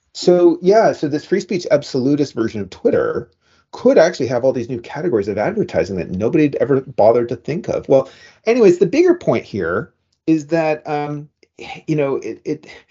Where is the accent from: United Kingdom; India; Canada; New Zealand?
Canada; now in United States; Me as a Canadian